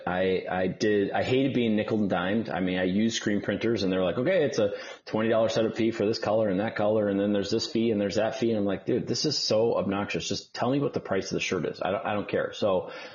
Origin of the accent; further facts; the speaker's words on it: Milwaukee, Wisconsin, United States; moved away as an adult; also born or lived in Detroit, Michigan / Los Angeles, California; now in Atlanta, United States; my parents moved to Milwaukee, Wisconsin. So I lived uh, pretty much most of my life in Milwaukee